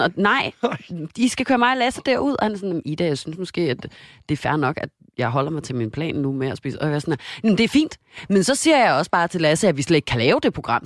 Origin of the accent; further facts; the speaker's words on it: Denmark; moved away; jeg var hjemme i Danmark